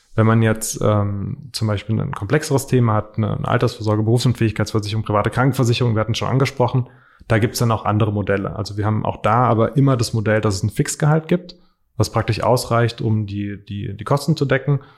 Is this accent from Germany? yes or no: yes; Frankfurt area, Hesse, Germany; ich komme hier aus der Ecke, Marco kommt hier aus der Ecke ähm, und praktisch wohnen hier schon sehr lange